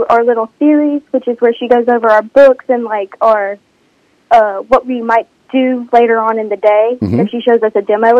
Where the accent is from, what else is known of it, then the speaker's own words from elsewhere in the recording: Olive Branch, Mississippi, United States; I'm from Olive Branch. I went to Lewisburg. I graduated last year from Lewisburg High School